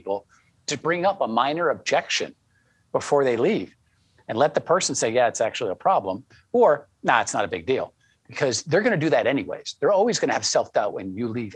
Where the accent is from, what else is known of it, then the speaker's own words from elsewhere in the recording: New England, Connecticut, United States; I grew up in New England, very conservative